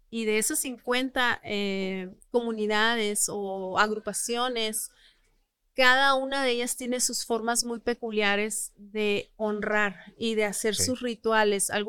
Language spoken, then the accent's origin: Spanish; northern Mexico, Mexico; Nosotros que somos norteños